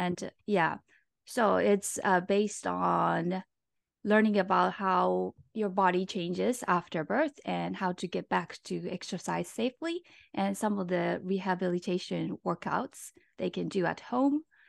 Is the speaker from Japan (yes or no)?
yes; Japan; moved away as an adult; now in Los Angeles, United States; I'm from Japan, and right now I live in L